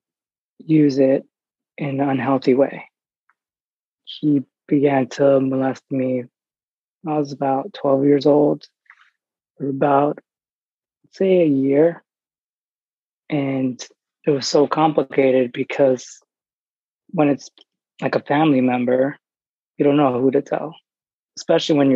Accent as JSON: {"language": "English", "region": "New York", "country": "United States", "tie": "born or raised there", "said": "I grew up in New York"}